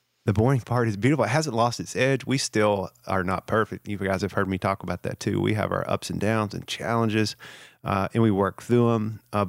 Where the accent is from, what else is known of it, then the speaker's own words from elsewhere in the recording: the South, United States; particularly in the culture of the region I grew up in the South